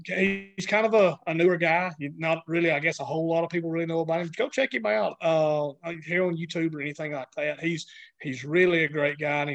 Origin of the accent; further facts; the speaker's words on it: the South, United States; now in Alabama, United States; growing up in the South